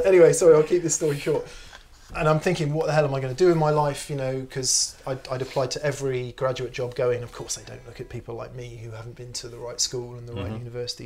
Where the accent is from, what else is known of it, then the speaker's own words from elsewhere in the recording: Yeovil, South West England, United Kingdom; moved away as an adult; I needed to get out of my hometown because I lived in a small town called Yeovil in Somerset, or at least near there